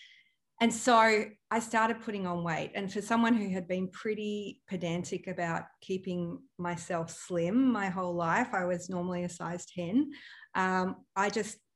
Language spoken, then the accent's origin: English; Melbourne, Victoria, Australia; moved away as an adult; also born or lived in Europe / Byron Bay; growing up in Melbourne, you know, it's a very stylish place